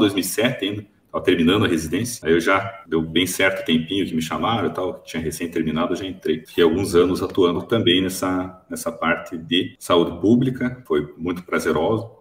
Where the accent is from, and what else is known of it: Curitiba, Paraná, Brazil; born or raised there; moved away as an adult; now in Toledo, Brazil